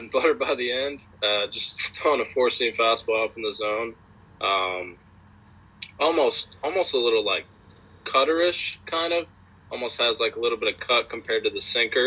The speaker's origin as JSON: {"language": "English", "region": "Georgia", "country": "United States", "said": "I'm from Georgia, so it's really warm in Georgia"}